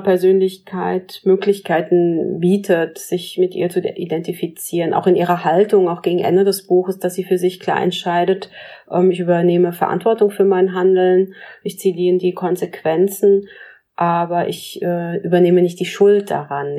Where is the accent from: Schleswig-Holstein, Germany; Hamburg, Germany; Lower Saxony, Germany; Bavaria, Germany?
Schleswig-Holstein, Germany; Pinneberg; ich in Pinneberg geboren bin in Norddeutschland